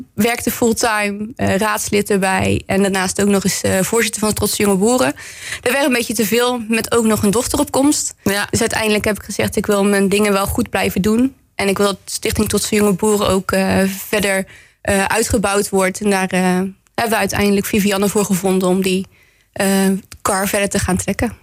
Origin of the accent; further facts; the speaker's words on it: Bergen op Zoom, North Brabant, Netherlands; moved away as an adult; now in Roosendaal, Netherlands; ik ben geboren en getogen in Berg op